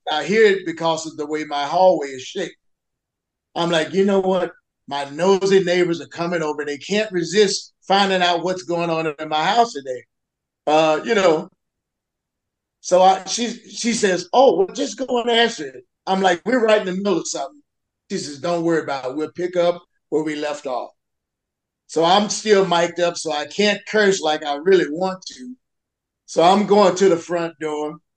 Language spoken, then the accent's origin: English; the South, United States; I'm from the South